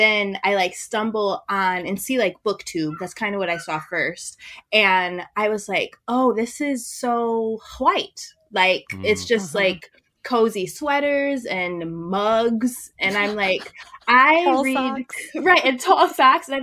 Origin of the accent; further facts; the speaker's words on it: Wisconsin, United States; I'm from Wisconsin